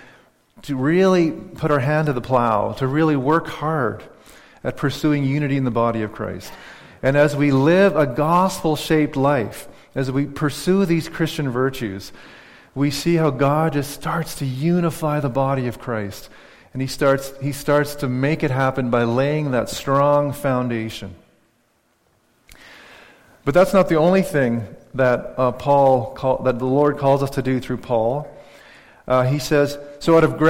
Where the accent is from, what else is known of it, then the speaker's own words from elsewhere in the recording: Saskatchewan, Canada; moved away; I cheer for the Saskatchewan Rough Riders because I grew up in Saskatchewan